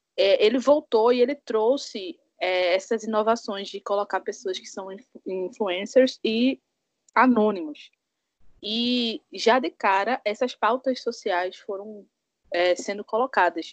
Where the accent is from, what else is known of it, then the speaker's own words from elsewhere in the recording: Pernambuco, Brazil; eu sou aqui de Pernambuco